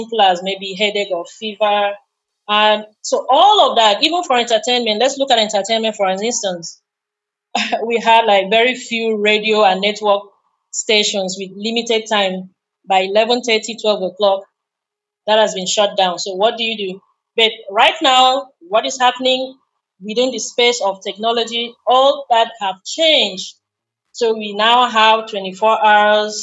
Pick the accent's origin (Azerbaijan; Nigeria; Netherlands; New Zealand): Nigeria; as a Nigerian